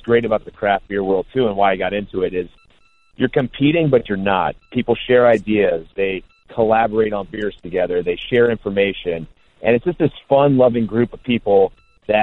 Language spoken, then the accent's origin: English; Cincinnati, Ohio, United States; I'm from Cincinnati